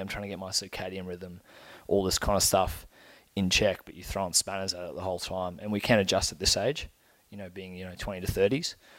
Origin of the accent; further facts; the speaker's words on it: Brisbane, Queensland, Australia; also born or lived in Bundaberg, Australia / Zimbabwe; where I grew up in Brisbane